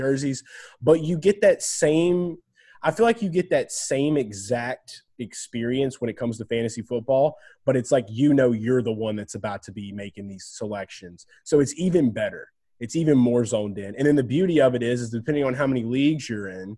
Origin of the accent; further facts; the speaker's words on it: New Orleans area, Louisiana, United States; They were my hometown team